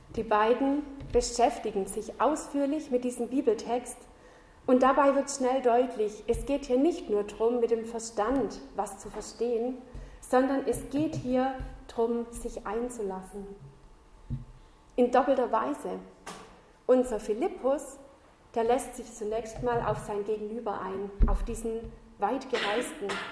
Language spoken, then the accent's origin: German; Southern Germany, Germany; moved away as an adult; also born or lived in north of Ulm / Schloss Klaus, Austria; now in Austria; ich komme ursprünglich aus Süddeutschland und die letzten zwölf Jahre habe ich nördlich von Ulm gewohnt